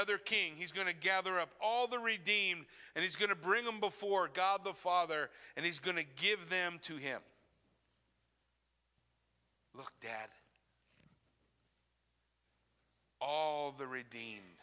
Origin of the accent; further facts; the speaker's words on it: Southern California desert, United States; I grew up in Southern California desert